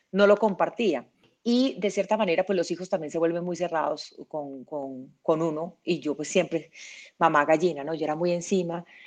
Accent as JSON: {"language": "Spanish", "town": "Medellín", "region": "Antioquia", "country": "Colombia", "tie": "born or raised there", "said": "Yo nací en Medellín"}